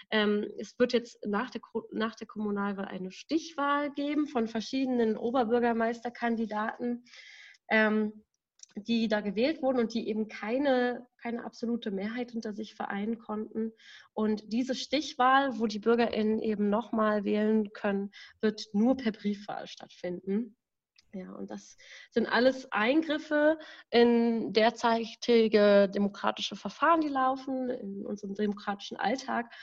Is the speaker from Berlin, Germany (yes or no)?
yes; Berlin, Germany; ich komme aus Berlin, ich bin 24 Jahre alt